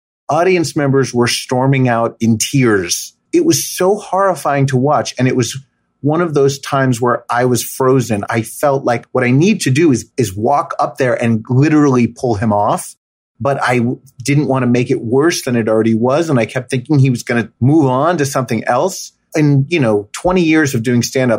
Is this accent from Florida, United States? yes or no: no; Summit, New Jersey, United States; my hometown, Summit, New Jersey